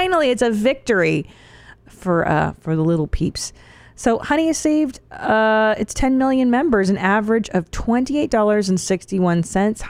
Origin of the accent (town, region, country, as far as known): Los Angeles, California, United States; born or raised there